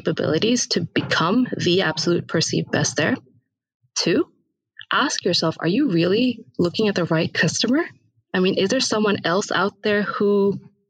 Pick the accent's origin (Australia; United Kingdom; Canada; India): India; I was born in India, raised there